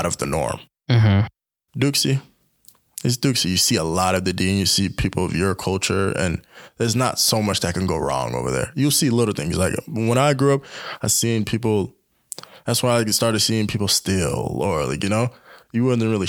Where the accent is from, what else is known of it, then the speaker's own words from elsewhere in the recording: the South, United States; growing up in the South